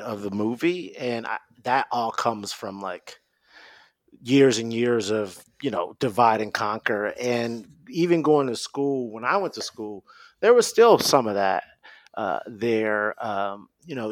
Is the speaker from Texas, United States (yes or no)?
no; Detroit, Michigan, United States; I'm from Detroit. I'm not from the suburbs